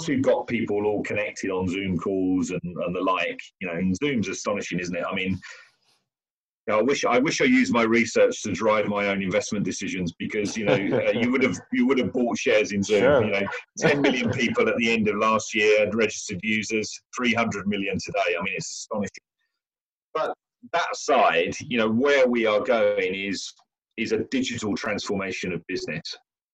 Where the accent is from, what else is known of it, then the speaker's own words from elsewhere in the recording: London, United Kingdom; I'm an Englishman. I'm in London, and I'm a Londoner.